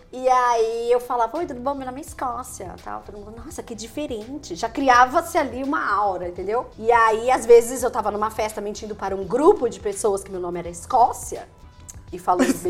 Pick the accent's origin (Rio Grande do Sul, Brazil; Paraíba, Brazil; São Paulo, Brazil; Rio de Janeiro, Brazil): São Paulo, Brazil; Ribeirão Preto; also born or lived in Maceió; eu nasci em Maceió, quando eu era criança, eu mudei para Ribeirão Preto.